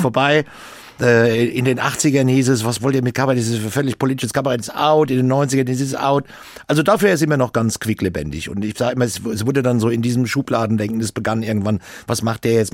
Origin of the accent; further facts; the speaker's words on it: Obernburg am Main, Bavaria, Germany; weil ich bin ja in Obernburg am Main groß geworden